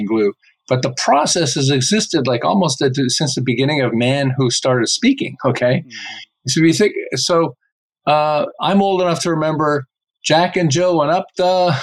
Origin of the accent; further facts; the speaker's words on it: Montreal, Quebec, Canada; moved away as an adult; now in Southern California, United States; I live in Southern California. I've lived here for about 35 years, but I'm originally from Montreal